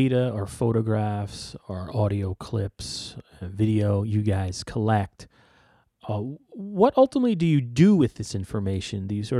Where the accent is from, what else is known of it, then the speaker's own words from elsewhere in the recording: New York, United States; I'm from New York.